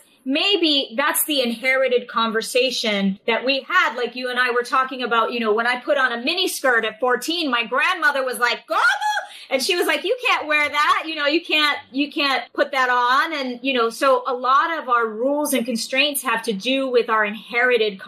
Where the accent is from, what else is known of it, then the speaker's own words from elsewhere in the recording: New York City, New York, United States; born and raised in New York, in Manhattan